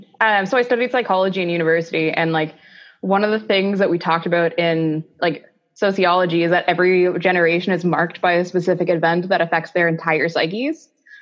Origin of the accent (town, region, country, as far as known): Ontario, Canada